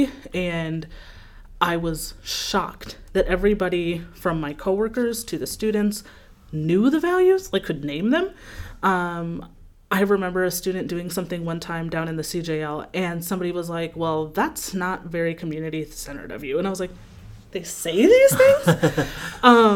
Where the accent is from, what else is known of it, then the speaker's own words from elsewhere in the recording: Saint Paul, Minnesota, United States; I'm from St. Paul, and I'm a first-gen